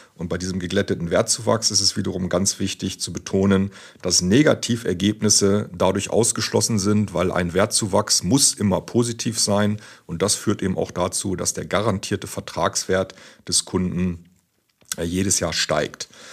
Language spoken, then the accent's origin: German; near Hanover, Lower Saxony, Germany; ich komme ja auch aus der Nähe von Hannover